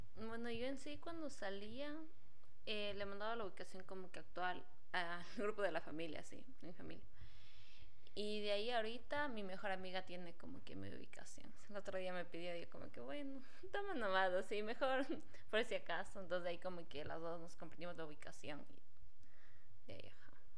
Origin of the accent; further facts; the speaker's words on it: Ambato, Tungurahua, Ecuador; moved away as an adult; now in Quito, Ecuador; Yo soy de Ambato, entonces decidí estudiar en Quito